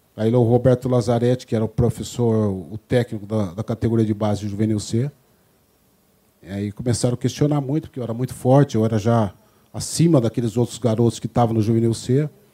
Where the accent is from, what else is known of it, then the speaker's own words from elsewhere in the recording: Bauru, São Paulo, Brazil; also born or lived in Campinas; Natural de Bauru, né? Eu sou dia 8 de março de 1963, a qual tive toda praticamente a minha adolescência em Bauru.